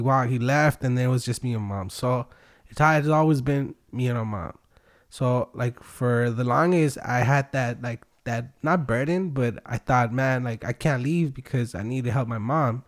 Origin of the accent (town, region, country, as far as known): Wilmington, California, United States; born or raised there; also born or lived in Long Beach / Tijuana, Mexico; now in San Pedro, United States